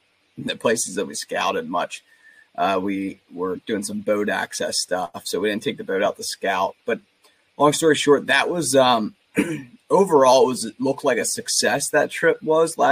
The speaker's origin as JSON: {"language": "English", "area": "suburban Philadelphia area", "region": "Southeast Pennsylvania", "country": "United States", "said": "I'm from Southeast Pennsylvania, kind of suburban Philadelphia area"}